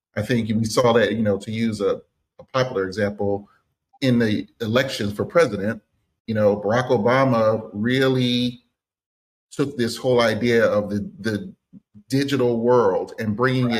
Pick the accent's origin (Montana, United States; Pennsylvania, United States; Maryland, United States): Pennsylvania, United States; Philadelphia; I'm from Philadelphia, Pennsylvania, born and raised inside the city